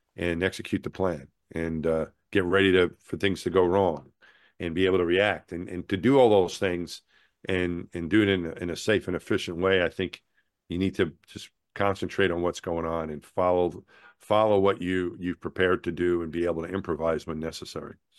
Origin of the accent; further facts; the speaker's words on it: Franklin Square, New York, United States; moved away; the town I grew up in, Franklin Square